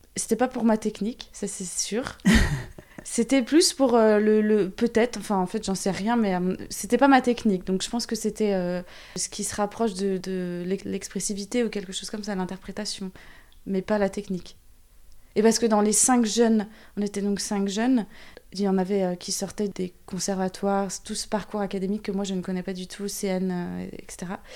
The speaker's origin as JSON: {"language": "French", "town": "Saint-Nazaire", "region": "Pays de la Loire", "country": "France", "said": "je viens de Saint-Nazaire"}